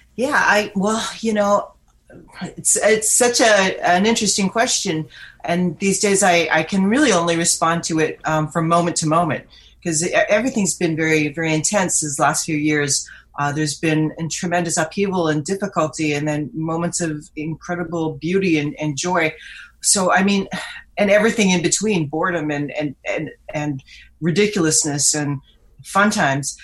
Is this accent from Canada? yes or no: yes; Vancouver, British Columbia, Canada; moved away as an adult; now in Toronto, Canada; I moved to Vancouver as a teenager and grew up there